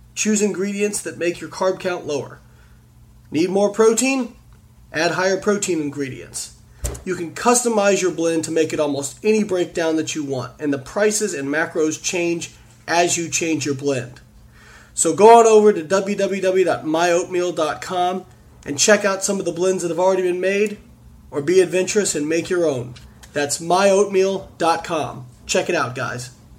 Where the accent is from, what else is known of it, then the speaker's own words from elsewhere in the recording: Evansville, Indiana, United States; my hometown of Evansville, Indiana